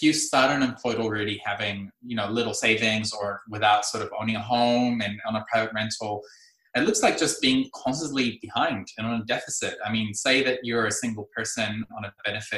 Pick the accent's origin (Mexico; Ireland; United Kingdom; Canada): Mexico; Tijuana, Baja California; moved away as an adult; now in New Zealand; I'm a first generation immigrant from Mexico. I've been here in Aotearoa since 2006